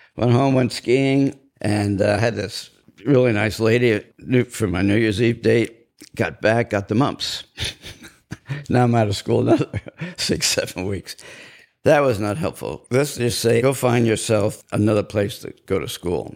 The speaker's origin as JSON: {"language": "English", "town": "Cedarhurst", "region": "New York", "country": "United States", "tie": "born or raised there", "also_born_or_lived": "Brooklyn, New York / Corsicana, Texas", "said": "After the war, we moved out to Cedarhurst, Long Island. I grew up in a Irish Catholic, Italian, Protestant neighborhood."}